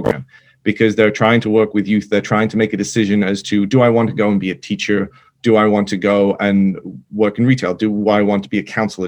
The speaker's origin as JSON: {"language": "English", "region": "England", "country": "United Kingdom", "tie": "born or raised there", "also_born_or_lived": "Manchester", "moved": "as an adult", "lives_now": "United States", "said": "I grew up in England, went to college in Manchester"}